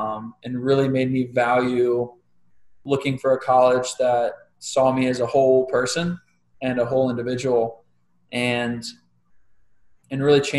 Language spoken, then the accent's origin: English; Indiana, United States; I grew up with him in Indiana swimming